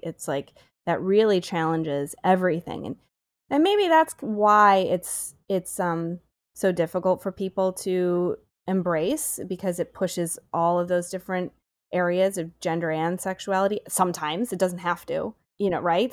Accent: Syracuse, New York, United States; moved away; I'm from Syracuse originally

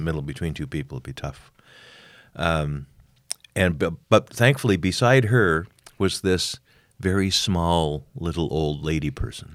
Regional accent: Montreal, Quebec, Canada; It's my hometown

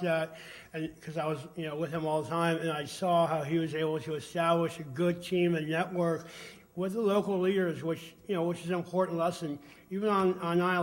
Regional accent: Virginia, United States; I was from Virginia.

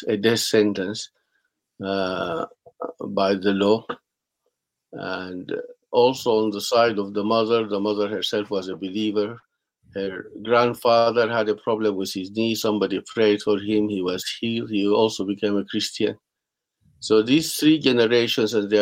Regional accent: Sudan; I was born in Sudan, and then I have lived most of my life in Sudan

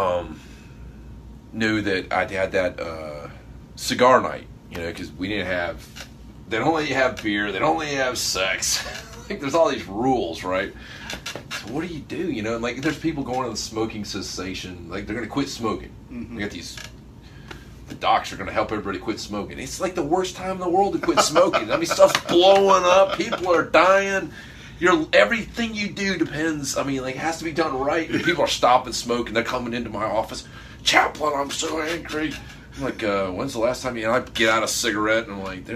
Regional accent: Niceville, Florida, United States; from down in a little place called Niceville.

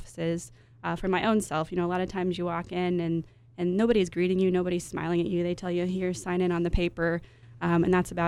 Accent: Amarillo, Texas, United States; moved away as an adult; also born or lived in Dallas; now in San Antonio, United States; I did work in a dental office in my hometown of Amarillo.

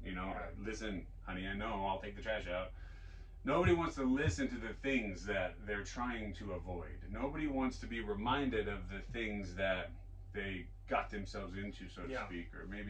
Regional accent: Vancouver, Washington, United States; So we go to Vancouver, Washington, rent a house, and I grew up in Vancouver, Washington for my preteens.

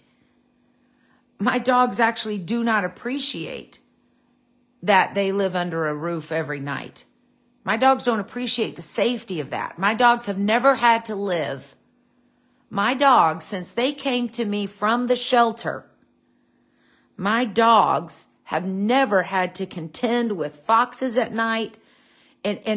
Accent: United States

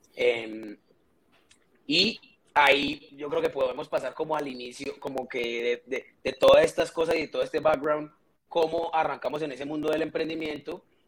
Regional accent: Cali, Valle del Cauca, Colombia; soy caleño

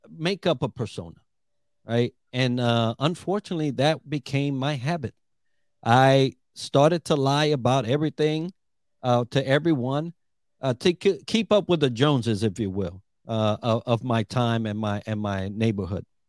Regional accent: New York, United States; moved away as an adult; also born or lived in Puerto Rico; now in Orlando, United States; I'm Puerto Rican, from the island, and grew up in New York

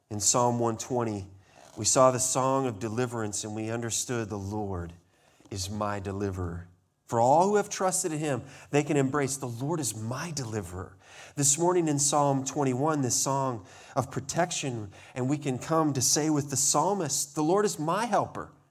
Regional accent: Montana, United States; I remember growing up in Montana, there was a place on a tour that we were

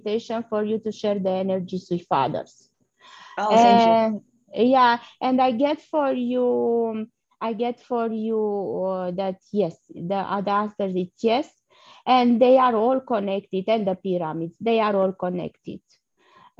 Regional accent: Romania; moved away; I'm originally from Romania

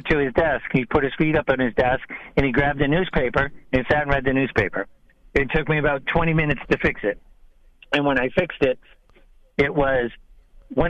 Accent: New England, United States; I'm from New England

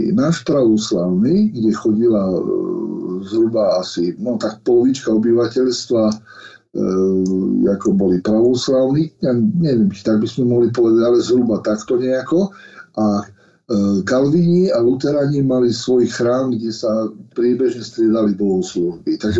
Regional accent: Lastomír, Košice Region, Slovakia; also born or lived in Michalovce / Moscow; ja som sa narodil v Michalovciach, uh, moje, je, tak udáva e, dokumentov, ale celý život som prežil v Lastomíri, kde bol môj otec s prácom farnosti

